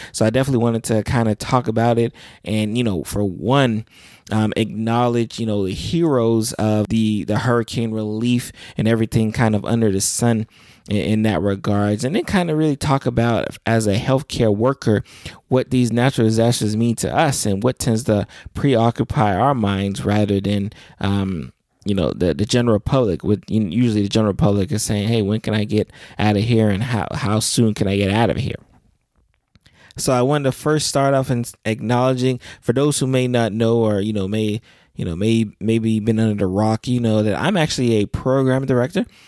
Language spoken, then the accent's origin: English; South Florida, United States; I am from South Florida